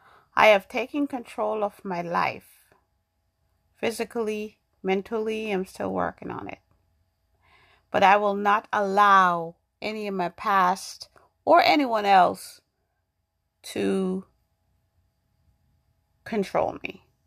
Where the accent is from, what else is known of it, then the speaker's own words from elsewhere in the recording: New York, United States; also born or lived in Jamaica; now in Massachusetts, United States; I grew up in New York. I was born in Jamaica. I went to New York when I was 12, and I grew up there, and then I moved to Massachusetts.